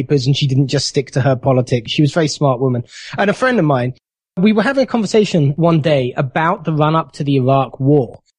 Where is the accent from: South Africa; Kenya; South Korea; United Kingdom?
United Kingdom; moved away as an adult; now in United States; the country where I was born